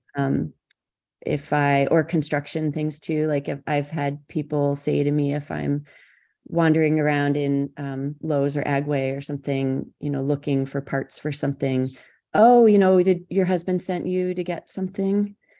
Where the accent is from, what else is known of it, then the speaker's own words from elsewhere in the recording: Madison County, New York, United States; I grew up in Madison County, New York, so I was surrounded by farms